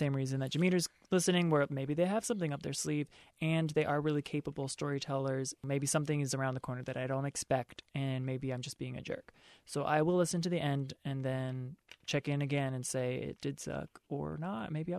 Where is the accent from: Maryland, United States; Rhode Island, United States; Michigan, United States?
Maryland, United States; Baltimore; As you guys know, I'm from Baltimore.